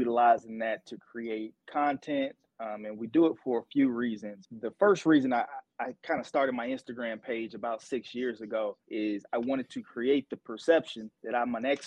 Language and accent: English; Atlanta, Georgia, United States; also born or lived in Alabama / St. Louis, Missouri; Born and raised in Atlanta, Georgia